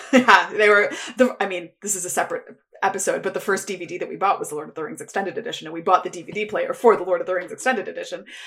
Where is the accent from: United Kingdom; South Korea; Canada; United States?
Canada; Toronto, Ontario; I grew up in the East End of Toronto